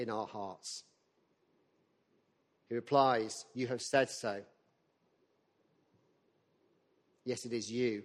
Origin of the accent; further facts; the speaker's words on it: the north of England, United Kingdom; as a northerner